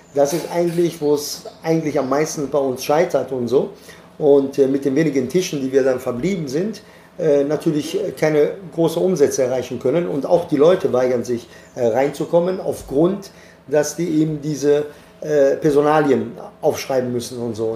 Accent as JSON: {"language": "German", "country": "Italy", "moved": "yes", "lives_now": "Germany", "said": "Ich bin Italiener"}